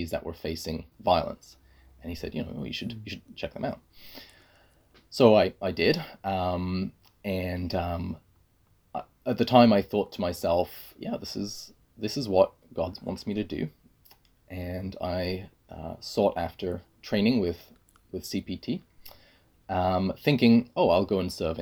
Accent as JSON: {"language": "English", "region": "England", "country": "United Kingdom", "tie": "born or raised there", "also_born_or_lived": "Scotland", "moved": "as an adult", "lives_now": "Canada", "said": "So for me, I grew up in England. I was educated in Scotland"}